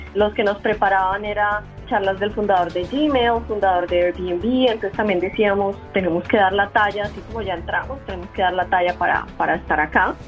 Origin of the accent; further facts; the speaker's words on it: Colombia; moved away as an adult; somos emprendedores colombianos en educación